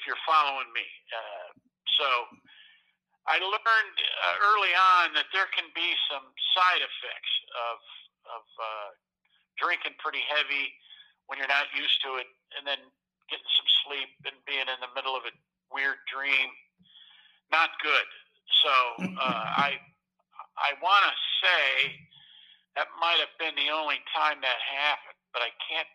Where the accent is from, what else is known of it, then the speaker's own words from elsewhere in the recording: New York, United States; growing up in New York